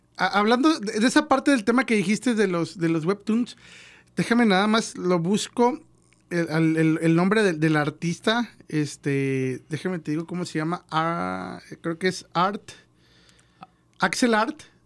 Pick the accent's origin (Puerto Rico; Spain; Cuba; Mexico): Mexico; como mexicano